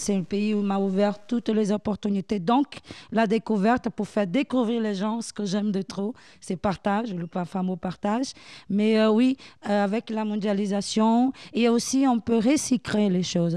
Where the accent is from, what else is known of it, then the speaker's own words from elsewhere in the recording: Bahia, Brazil; French is a second language; now in France; je viens de Bahia